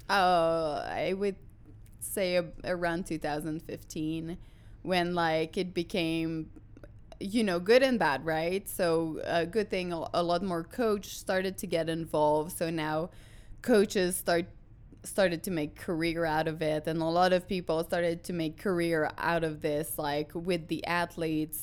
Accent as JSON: {"language": "English", "region": "Quebec", "country": "Canada", "second_language": "English", "moved": "as an adult", "lives_now": "United States", "said": "I'm a French Canadian from, uh, the Quebec, uh, region"}